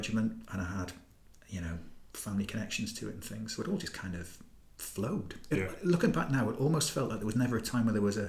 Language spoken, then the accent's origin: English; Gateshead, North East England, United Kingdom; moved away as an adult; also born or lived in Northumberland / Newcastle; I come from Newcastle, basically. I was born in Northumberland, but grew up mainly in sort of Gateshead.